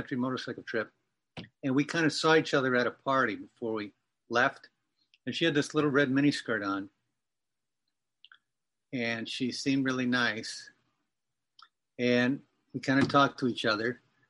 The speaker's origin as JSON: {"language": "English", "region": "Massachusetts", "country": "United States", "tie": "born or raised there", "also_born_or_lived": "New Hampshire", "accent": "Boston", "said": "But I was born in New Hampshire and raised in Massachusetts. So I had a pretty heavy Boston accent when I was living there."}